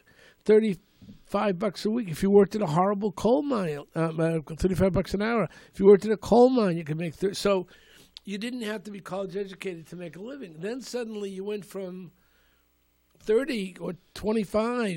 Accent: Malden, Massachusetts, United States; I grew up in Malden. You know, growing up in Suffolk Square

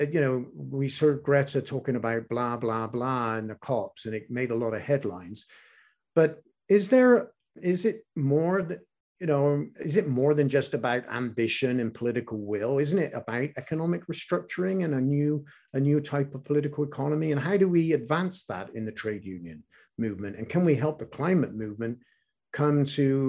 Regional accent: England, United Kingdom; growing up in England

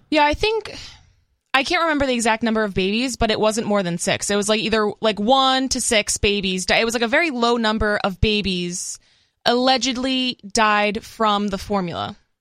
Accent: Massachusetts, United States; moved away; also born or lived in California

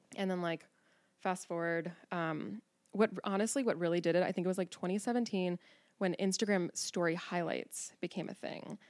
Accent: Cincinnati, Ohio, United States; now in Newport, Kentucky, United States; born and raised in Cincinnati. I grew up on the West Side

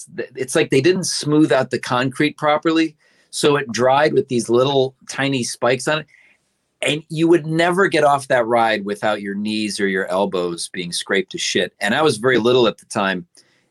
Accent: Cleveland, Ohio, United States; moved away; Back in Ohio, I grew up in Cleveland.

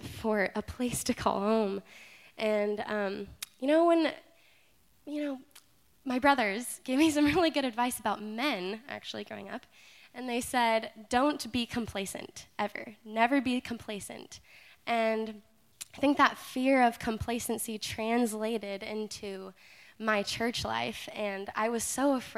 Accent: Alaska, United States; I'm from Alaska.

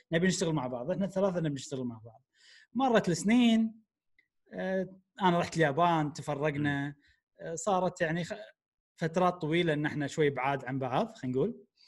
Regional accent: Kuwait; احنا عندنا بالكويت

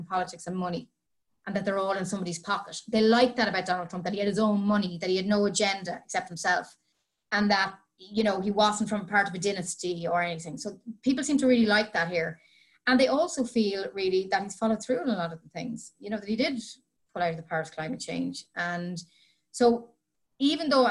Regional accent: County Meath, Leinster, Ireland; moved away as an adult; now in Washington, D.C., United States; I'm from County Meath.

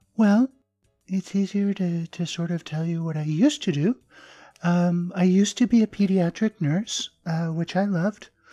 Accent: southern Arizona, United States; born or raised there; also born or lived in Japan; now in American South, United States

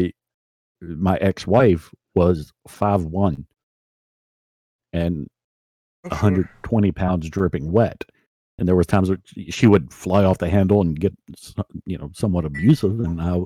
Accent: West Virginia, United States; from West Virginia

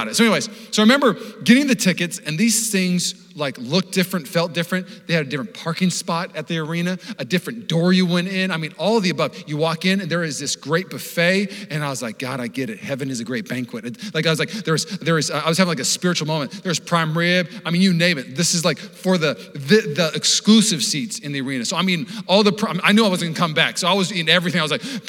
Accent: Seattle, Washington, United States; I grew up in Seattle.

